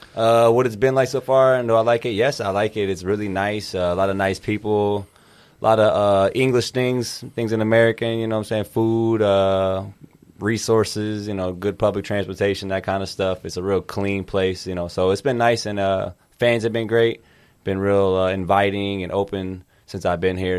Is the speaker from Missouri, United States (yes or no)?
yes; Kansas City, Missouri, United States; I grew up in Kansas City, Missouri and Kansas City, Kansas